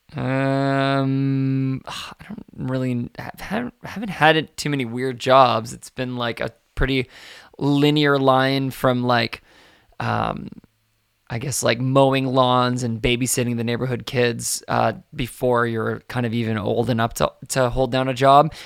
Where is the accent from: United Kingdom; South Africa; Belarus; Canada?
Canada; Victoria, British Columbia; also born or lived in Ottawa; when I was really young, um, we moved across Canada from Ottawa to, to Victoria